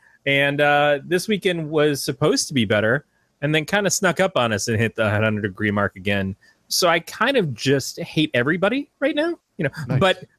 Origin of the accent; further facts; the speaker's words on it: Michigan, United States; moved away; We're from Michigan.